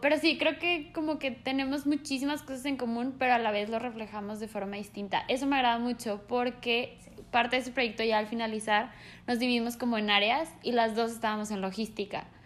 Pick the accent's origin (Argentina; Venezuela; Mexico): Mexico; also born or lived in Colombia; nací en Colombia, pero prácticamente soy mexicana porque me vine aquí a vivir muy chica